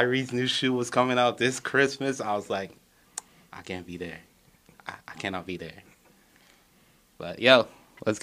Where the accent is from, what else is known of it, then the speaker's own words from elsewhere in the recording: Montreal, Quebec, Canada; I'm from Montreal.